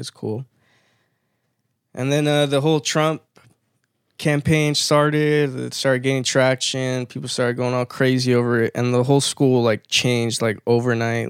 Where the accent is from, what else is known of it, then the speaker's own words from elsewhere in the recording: Victorville, California, United States; first language Spanish; English is a second language; also born or lived in Apple Valley; growing up in Victorville too, I was surrounded by a lot of Chicano kids too